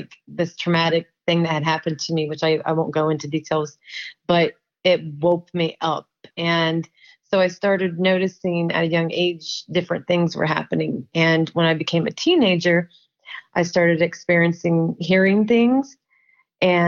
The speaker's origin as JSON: {"language": "English", "town": "Marion", "region": "Ohio", "country": "United States", "said": "I'm from Marion, Ohio"}